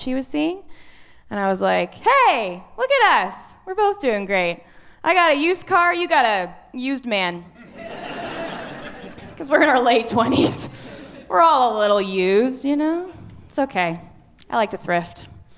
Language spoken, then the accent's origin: English; Kelowna, British Columbia, Canada; moved away as an adult; now in Halifax, Canada; I moved to Halifax last year. I'm originally from Kelowna.